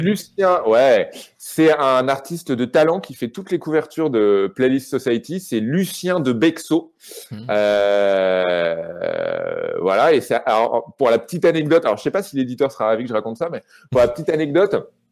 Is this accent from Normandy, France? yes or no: yes; Rouen, Normandy, France; moved away as an adult; also born or lived in Paris; j'ai grandi à Rouen